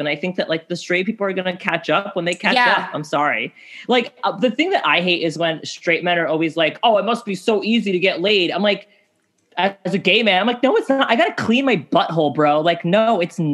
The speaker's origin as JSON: {"language": "English", "town": "New York City", "region": "New York", "country": "United States", "tie": "born or raised there", "said": "I grew up here. I'm a New Yorker"}